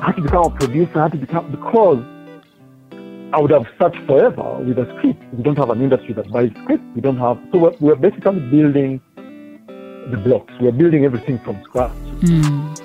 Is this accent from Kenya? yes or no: yes; Kenya; now in Uganda; I grew up in Kenya